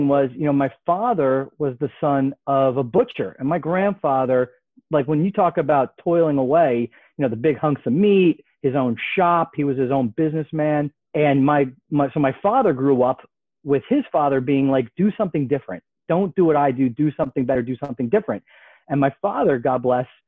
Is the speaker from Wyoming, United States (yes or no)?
no; Berkeley Heights, New Jersey, United States; I grew up in Central Jersey in Berkeley Heights